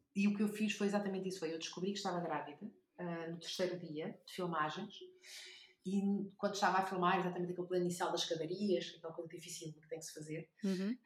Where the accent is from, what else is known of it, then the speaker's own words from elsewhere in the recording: Porto, Norte, Portugal; also born or lived in Coimbra; now in Lisbon, Portugal; eu nasci no Porto e o Porto será, ah, sempre, ah, a minha cidade de origem